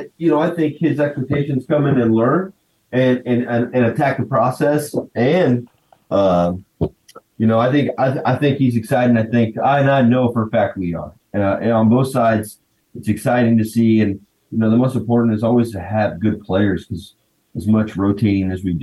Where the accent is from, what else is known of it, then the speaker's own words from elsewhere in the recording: Wichita, Kansas, United States; I grew up in Wichita